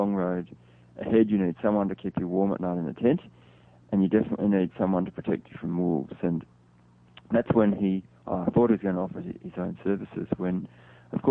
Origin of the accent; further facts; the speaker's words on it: Australia; as a Westerner, as an Australian